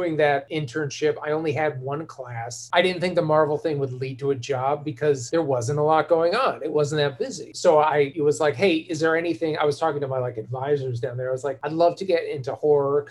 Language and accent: English; Boston, Massachusetts, United States; moved away as an adult; also born or lived in Los Angeles; I grew up in Boston